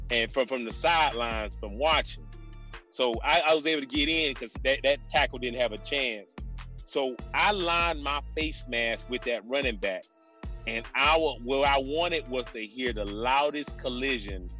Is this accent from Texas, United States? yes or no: no; Miami, Florida, United States; moved away; I'm a Miami kid